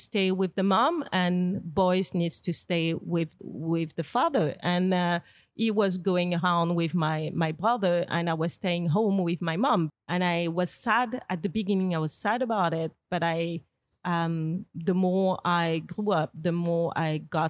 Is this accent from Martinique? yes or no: yes; Martinique; I grew up in Martinique, which is not anymore, but back then was really much patriarchal.